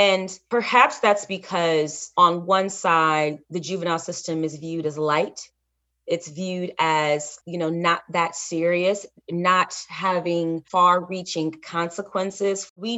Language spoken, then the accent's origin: English; Alabama, United States; I've seen this in my home state of Alabama, and it's odd.